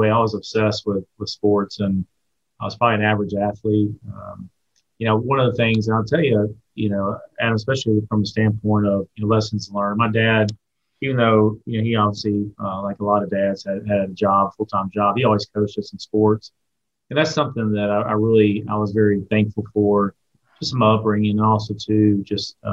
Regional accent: Watkinsville, Georgia, United States; Watkinsville's changed from the standpoint, um, you know, as, as, as, Athens has grown, Athens

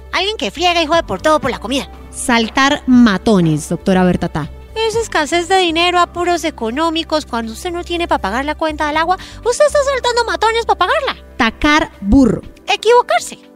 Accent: Bogotá, Colombia; cachaca de pura cepa

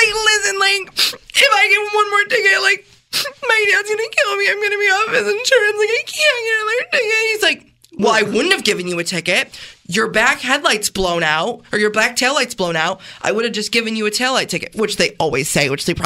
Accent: Canandaigua, New York, United States; I'm from Canandaigua

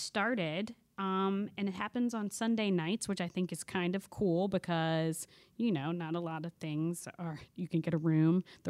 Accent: the South, United States; I grew up in the South.

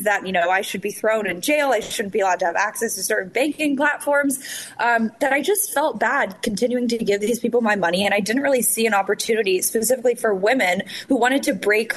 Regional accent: Los Angeles, California, United States; I'm from Los Angeles

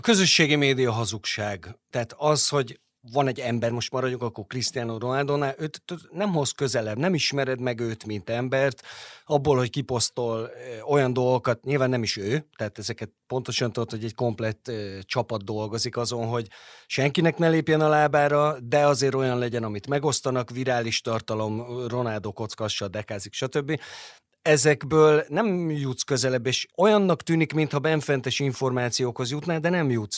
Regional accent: Veszprém, Veszprém County, Hungary; Veszprémi vagyok

